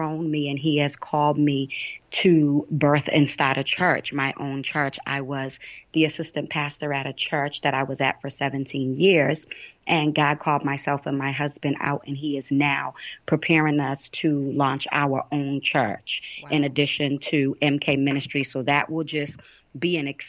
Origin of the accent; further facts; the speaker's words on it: Boston, Massachusetts, United States; I'm from Boston, Massachusetts. I am from the inner city. Okay. Here in Boston